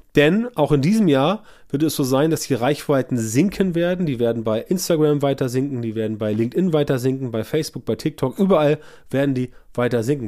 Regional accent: Germany; bei uns in Deutschland

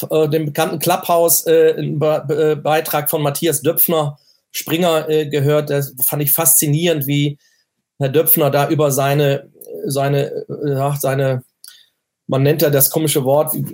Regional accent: North Rhine-Westphalia, Germany; mein Naturell, ich bin ja aus, ein Kind des Ruhrgebiets und bin sag mal, stets positiv, halbvolles Glas.

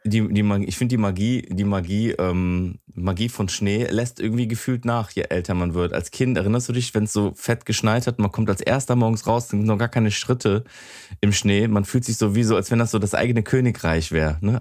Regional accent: Wesseling, North Rhine-Westphalia, Germany; Wesseling, Godorf, so das ist genau da, wo ich aufgewachsen bin

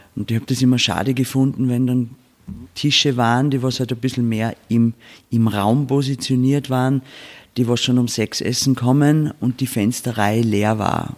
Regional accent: Bad Hofgastein, Salzburg, Austria; wir sind da aufgewachsen in dem Betrieb

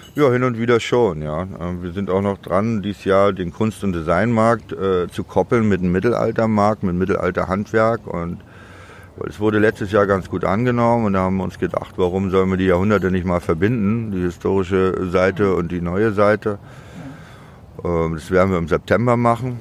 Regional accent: Demmin, Mecklenburg-Vorpommern, Germany; also born or lived in Chemnitz / Düsseldorf; now in Berlin, Germany; geboren in Demmin und aufgewachsen und habe aber 77 äh, MacPom verlassen und bin nach Chemnitz gezogen

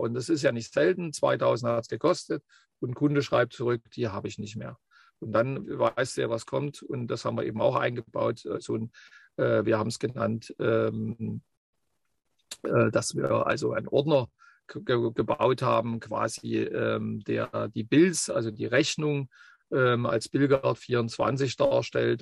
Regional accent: Leipzig region, Saxony, Germany; moved away as an adult; also born or lived in Bavaria; wo ich herkomme, weil das ist ganz wichtig, ähm, so wie es dann geworden ist. Wie gesagt, du hast es ja schon gesagt, Region Leipzig

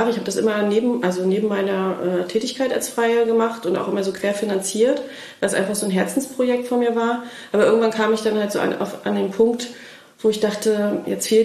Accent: Mecklenburg-Vorpommern, Germany; sind äh, zwischenzeitlich dann wieder nach Schwerin zurückgezogen, weil Familiengründung anstand und ich bin Mecklenburgerin

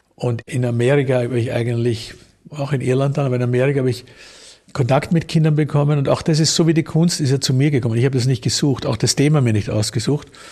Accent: Vienna, Austria; ich bin ja in Wien geboren, habe immer in Wien gelebt, in einem Arbeiterbezirk, im 10. Bezirk.

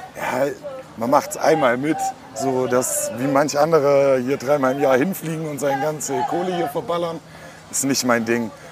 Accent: Friedrichshafen, Baden-Württemberg, Germany; ich komme nicht aus dem Norden. Ich komme vom Bodensee, also genau anderes Ende Deutschland

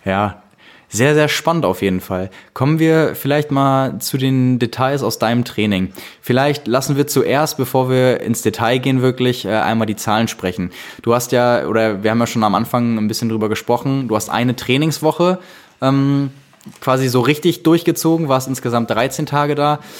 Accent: Austria; Ja, genau, genau ich bin Österreicher

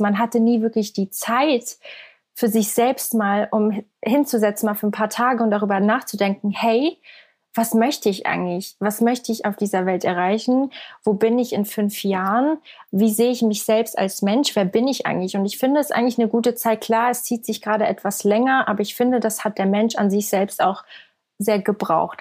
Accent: Switzerland; Ich komme aus der Schweiz. Also ich bin ähm, aus der Schweiz.

